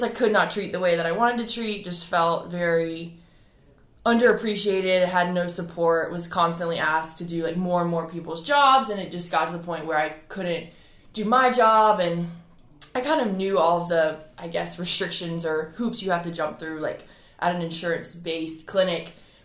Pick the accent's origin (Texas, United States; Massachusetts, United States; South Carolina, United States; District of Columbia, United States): South Carolina, United States; Edisto Island; I grew up on Edison Island